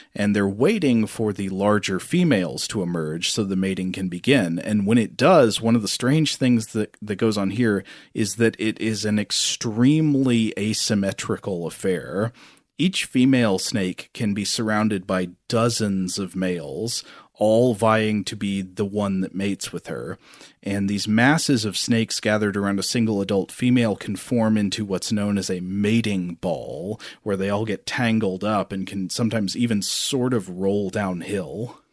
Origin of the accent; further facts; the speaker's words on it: Tennessee, United States; I grew up in Tennessee